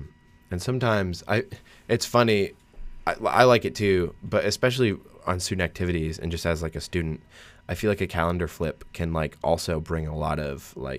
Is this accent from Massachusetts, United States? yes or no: yes; Massachusetts, United States; I mean, I'm from Massachusetts, so to go up for, what, 4 days, three days, it doesn't make sense.